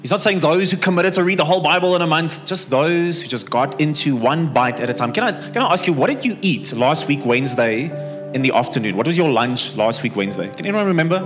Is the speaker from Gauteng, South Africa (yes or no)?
no; Bloemfontein, Free State, South Africa; moved away as an adult; now in Pretoria, South Africa; I come from Bloemfontein originally